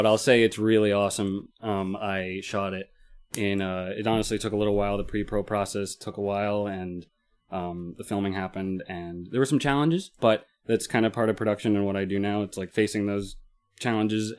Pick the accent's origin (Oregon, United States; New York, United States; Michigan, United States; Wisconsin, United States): New York, United States; Long Island; We are from Long Island